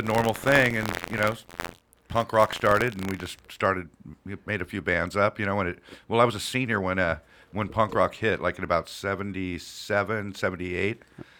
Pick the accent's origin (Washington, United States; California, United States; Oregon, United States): California, United States; Fullerton; also born or lived in Orange, California; Yeah, I was born at St. Joseph's Hospital in 1958. Yeah, I just turned 60